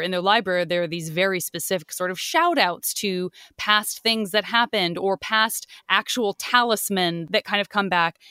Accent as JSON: {"language": "English", "region": "Arizona", "country": "United States", "said": "I'm from Arizona."}